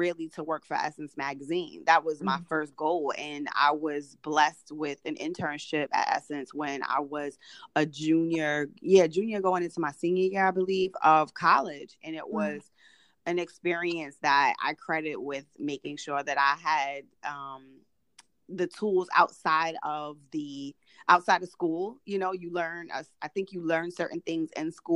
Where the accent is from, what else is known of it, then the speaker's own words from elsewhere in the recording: New York City, New York, United States; I grew up in Brooklyn, New York